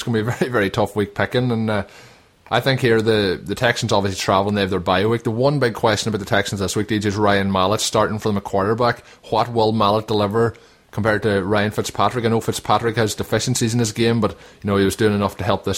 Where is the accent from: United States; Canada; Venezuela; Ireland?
Ireland; Donegal, Ulster; we are both from Donegal